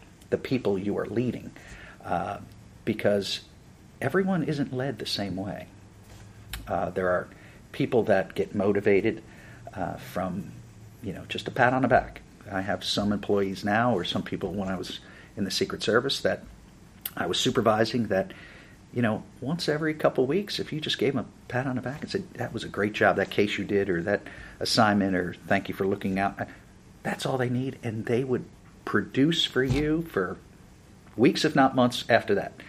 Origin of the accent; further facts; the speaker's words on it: New Jersey, United States; moved away; I'm originally from New Jersey, which is right across the river from Manhattan